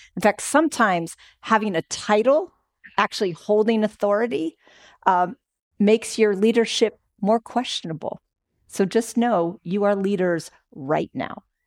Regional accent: Oakland, California, United States; I'm from Oakland

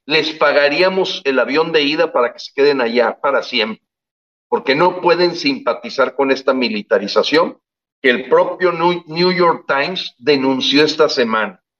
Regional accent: Mexico; yo, que ya somos muchos los mexicanos que empezamos a pensar, viendo lo que ocurrió en estos países con dictaduras

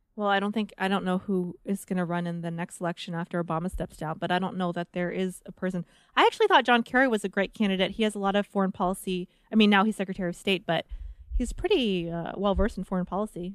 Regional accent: New Orleans, Louisiana, United States; I grew up in New Orleans

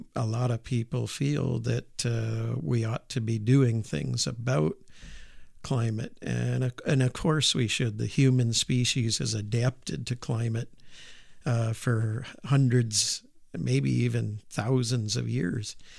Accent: Auburn, New York, United States; moved away as an adult; also born or lived in Moscow / Purdue; I grew up in upstate New York, uh, in a town called Auburn, which is, uh, right in the Finger Lakes.

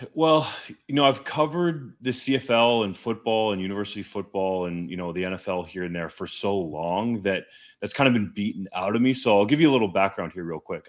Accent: Canada; I'm a Canadian.

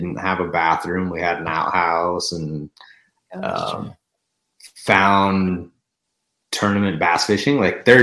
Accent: North Idaho, United States; I'm born and raised in North Idaho

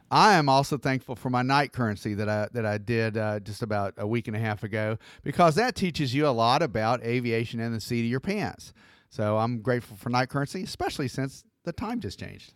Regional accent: Atlanta, Georgia, United States; I'm from Atlanta

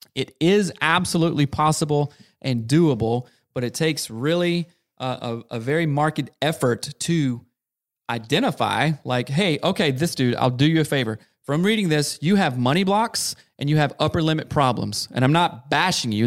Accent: South Carolina, United States; growing up in South Carolina, in a very rural, small town

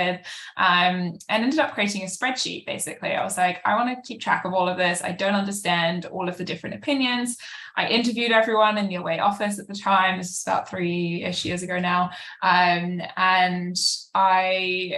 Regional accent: United Kingdom; moved away as an adult; now in New York, United States; I'm British. I've lived in New York for about 7 years now.

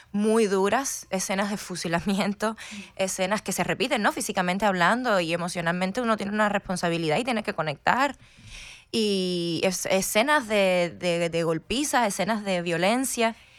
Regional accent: Havana, Cuba; moved away as an adult; now in United States; llegué a los 20, entonces crecí, por supuesto, en, La Habana.

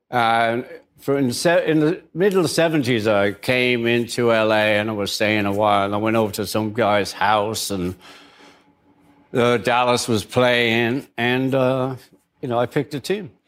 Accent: Liverpool, North West England, United Kingdom; moved away as an adult; now in Los Angeles, United States; I'm from Liverpool, where you have Liverpool and Everton

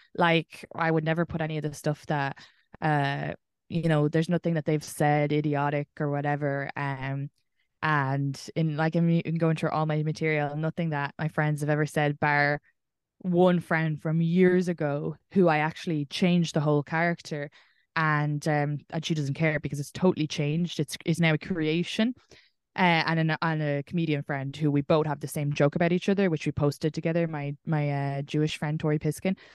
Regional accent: Ireland; moved away

